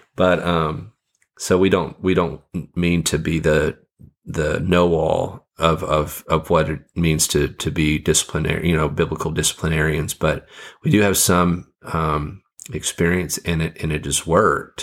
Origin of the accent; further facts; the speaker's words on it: Fiji; moved away; I grew up in the Fiji Islands